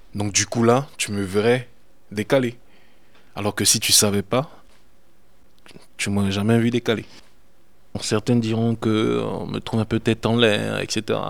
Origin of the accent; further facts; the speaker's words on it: Côte d’Ivoire; moved away as an adult; also born or lived in Italy; now in France; Je suis parti de la Côte d'Ivoire en 2001 pour des raisons d'études. J'ai atterri en Italie où je suis resté 10 ans, 11 ans presque.